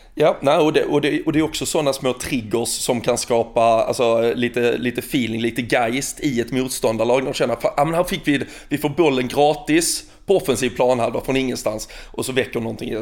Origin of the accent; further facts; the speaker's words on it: Sweden; som svensk